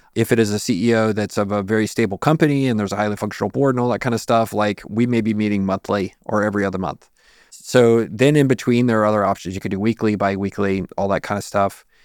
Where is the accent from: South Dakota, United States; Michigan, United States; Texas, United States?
Texas, United States; San Antonio; I'm from San Antonio